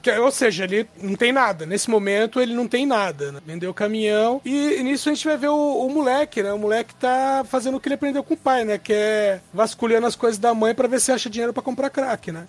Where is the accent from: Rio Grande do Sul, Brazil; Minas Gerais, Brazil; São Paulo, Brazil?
Minas Gerais, Brazil; interior of; eu sou do interior de Minas e lá na minha cidade tem a tradição de beber o morto